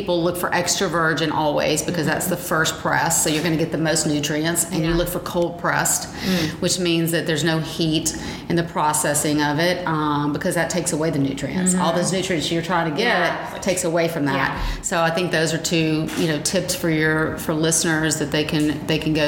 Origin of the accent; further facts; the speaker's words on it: the South, United States; even though we were in the South